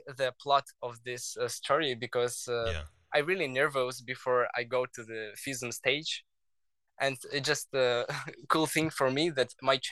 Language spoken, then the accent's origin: English; Belarus; English is a second language; now in Lithuania; I'm from Lithuania, but my home country is Belarus